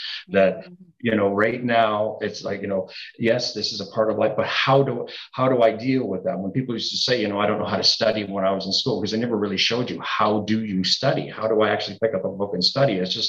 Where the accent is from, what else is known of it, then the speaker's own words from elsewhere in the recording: Niagara Falls, Ontario, Canada; also born or lived in Toronto; I was born and raised in Niagara Falls. Mm-hmm. I moved to Toronto, lived there 36 years, and then I just came back home.